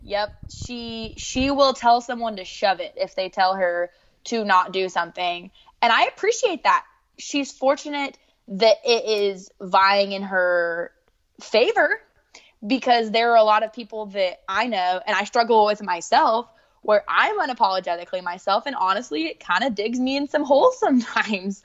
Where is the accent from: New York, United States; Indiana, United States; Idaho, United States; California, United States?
Idaho, United States; Southern; moved away as an adult; now in Charlotte, United States; I'm from Southern Idaho.